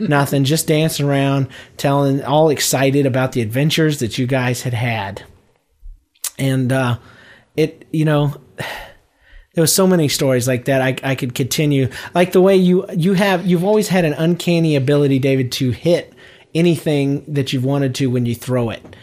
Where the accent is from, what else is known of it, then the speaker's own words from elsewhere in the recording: Georgia, United States; We're all from Georgia